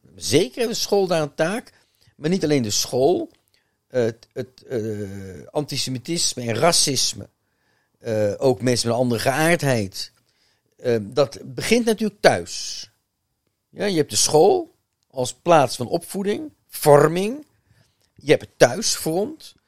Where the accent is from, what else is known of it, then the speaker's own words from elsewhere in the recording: Netherlands; ik ben toch Nederlander